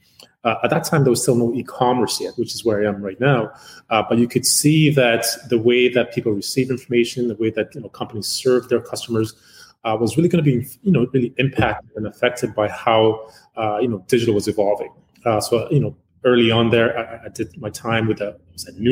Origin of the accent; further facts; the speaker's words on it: Uganda; now in Canada; I'm originally from Uganda. I came to Canada in 1984, out thereabouts. So I really jumped in, went to school here.